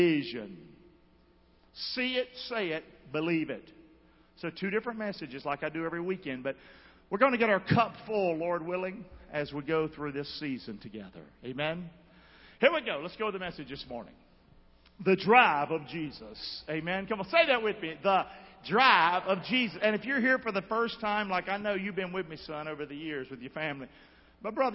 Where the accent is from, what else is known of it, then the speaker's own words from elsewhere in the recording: Rockingham, North Carolina, United States; I'm from Rockingham, Nowhere, North Carolina. Grew up in a home of broken parents